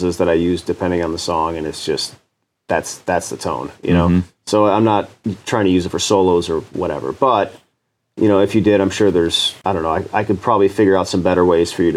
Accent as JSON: {"language": "English", "town": "Chicago", "region": "Illinois", "country": "United States", "said": "I'm from Chicago"}